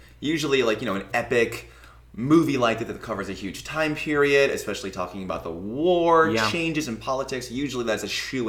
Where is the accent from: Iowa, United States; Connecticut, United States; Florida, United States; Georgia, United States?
Iowa, United States; I grew up in Iowa.